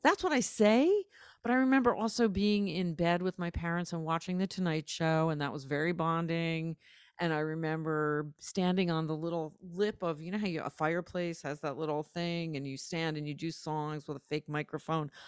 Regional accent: New Haven, Connecticut, United States; also born or lived in Providence, Rhode Island; I grew up in New Haven, Connecticut, and Providence, Rhode Island

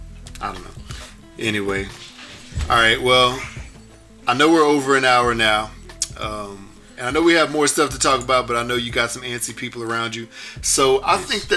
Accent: Houston, Texas, United States; I grew up in Houston, yes.

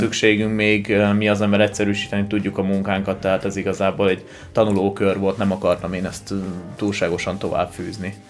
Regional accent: Debrecen, Hajdú-Bihar, Hungary; moved away; also born or lived in Tokaj-Hegyalja; én debreceni vagyok

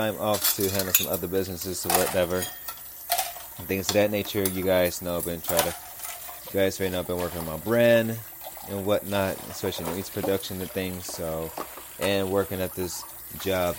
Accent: Los Angeles, California, United States; I'm from South Central California, so I really do not live too far from USC

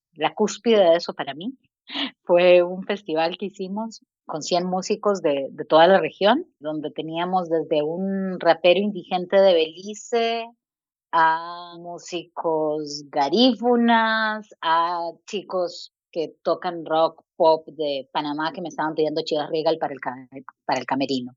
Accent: Costa Rica; moved away as an adult; also born or lived in United States / Chile; Soy costarricense, mi familia es chilena

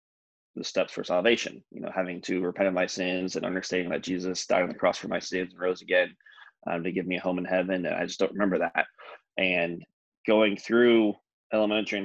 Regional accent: Michigan, United States; I grew up in Michigan, the state of Michigan.

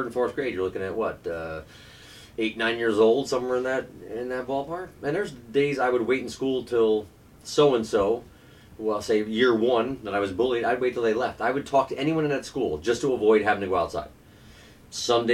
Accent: Albany, New York, United States; I grew up in Albany, New York

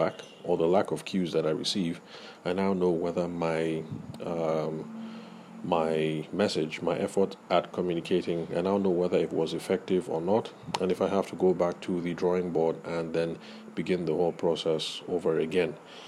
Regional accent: Nigeria; those of us who grew up in the Nigerian academic context

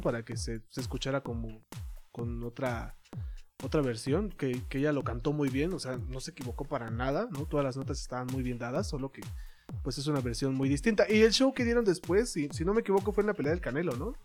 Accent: Mexico; como mexicano

